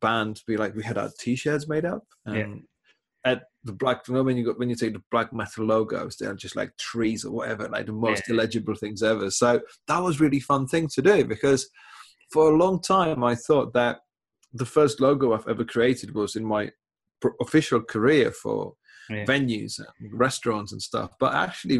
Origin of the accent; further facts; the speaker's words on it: Czechia; English is a second language; moved away as an adult; now in England, United Kingdom; I was born in Czech Republic, living in England for 20 years